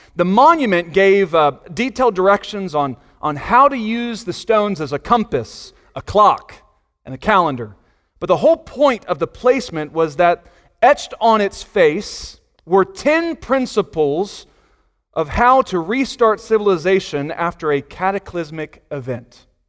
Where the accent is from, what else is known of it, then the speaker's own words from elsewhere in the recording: Virginia Beach, Virginia, United States; I grew up in Virginia Beach